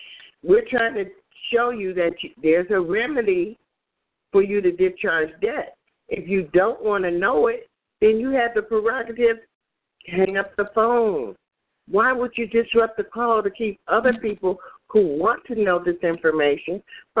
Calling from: Chicago, Illinois, United States; from Chicago.

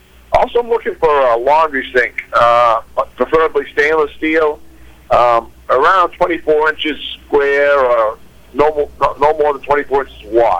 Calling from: Livermore, California, United States

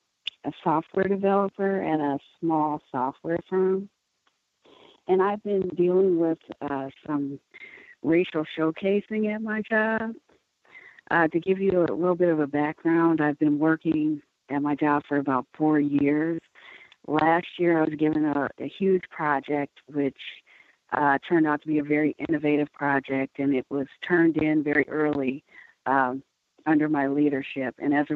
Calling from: Milwaukee, Wisconsin, United States; I'm calling from Milwaukee.

